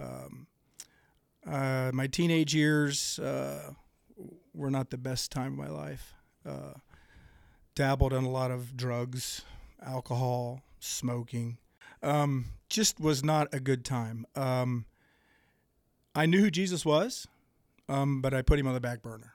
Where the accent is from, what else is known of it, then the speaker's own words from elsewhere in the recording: Greenville, Ohio, United States; I was born and raised in Dark County, gr, a little town called Greenville